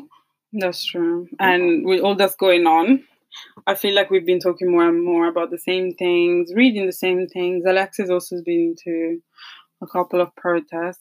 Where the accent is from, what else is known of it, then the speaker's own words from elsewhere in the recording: Italy; accent: Italian; moved away; this is an Italian accent